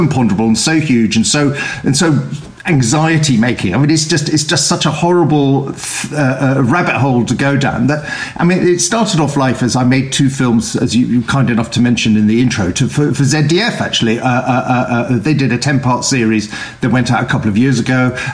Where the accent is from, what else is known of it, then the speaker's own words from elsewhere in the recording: United Kingdom; growing up in Britain